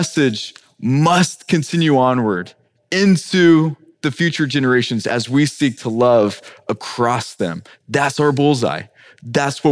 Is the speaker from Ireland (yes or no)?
yes; Ireland; now in Miami, United States; as an Irishman myself